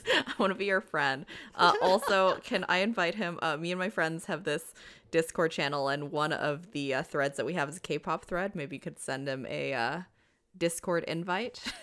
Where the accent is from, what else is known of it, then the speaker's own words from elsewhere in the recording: Canada; as a Canadian